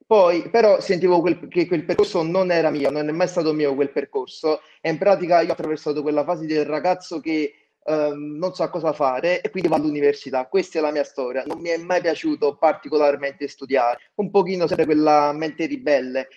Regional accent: Naples, Campania, Italy; accent: Campanian; io abito in provincia di Napoli, ok? Sono di Napoli

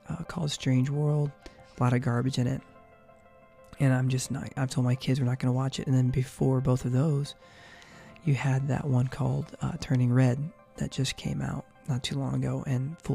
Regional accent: Chicago and Indianapolis, Midwest, United States; moved away as an adult; also born or lived in California; now in Georgia, United States; Growing up in Chicago and Indianapolis, like I did for many, many years until I was, Nathan and I were, basically young adults and moved out to California

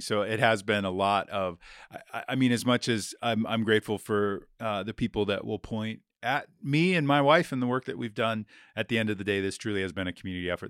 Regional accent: Billings, Montana, United States; I was, uh, born and raised in Billings, Montana, never really left

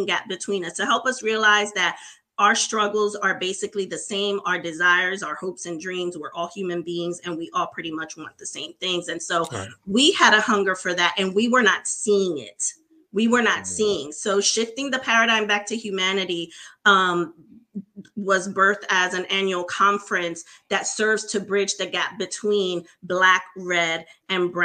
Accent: Puerto Rico; moved away; also born or lived in New York City, United States; I was raised in Puerto Rico, though. So my parents still continue to live in Puerto Rico today

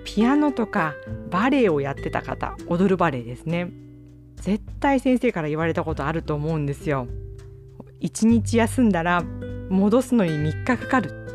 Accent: Japan; now in Kobe, Japan; 私の生まれた町はとっても小さい町

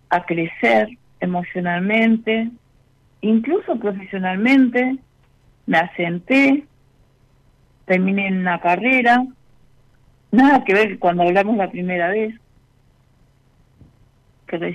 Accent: Buenos Aires Province, Argentina; De la parte sur de la, del AMBA.

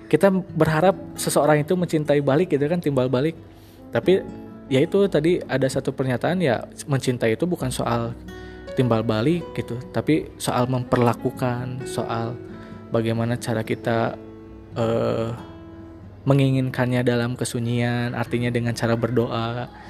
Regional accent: West Java, Indonesia; mohon maaf kalau misalkan bahasanya campur dengan bahasa Sunda karena kita orang Sunda juga jadi agak campur

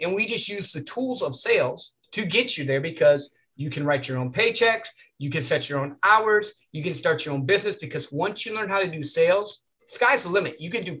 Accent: Midwest, United States; I grew up in the Midwest where you get a job, you get married young, you're supposed to work there for 50 years, retire, yada, yada, you know, the old school American dream.

